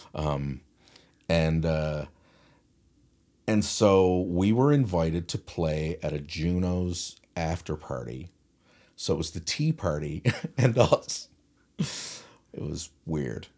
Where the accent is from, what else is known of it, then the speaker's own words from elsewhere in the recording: St. John's, Newfoundland and Labrador, Canada; I'm, I'm, I'm from town.